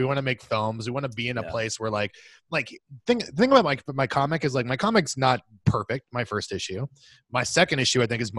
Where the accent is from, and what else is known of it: Washington, District of Columbia, United States; born or raised there